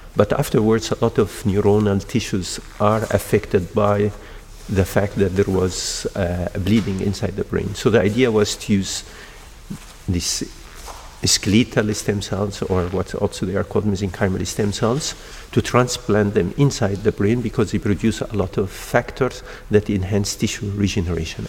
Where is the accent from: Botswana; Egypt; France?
Egypt; also born or lived in Denmark / United States / Australia; now in Porto, Portugal; I'm originally from Egypt, but I'm trained in Denmark and I worked in the United States and in Australia.